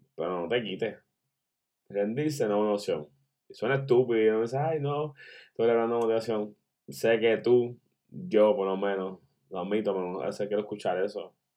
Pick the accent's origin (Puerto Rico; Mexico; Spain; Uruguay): Puerto Rico; Yo soy puertorriqueño.